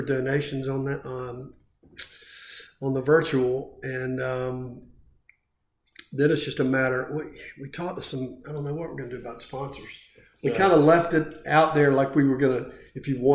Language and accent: English; Florence, South Carolina, United States; also born or lived in Virginia / Charleston, South Carolina; we grew up in Florence. Yeah. So that was in Florence. So, yeah, we actually are both from Florence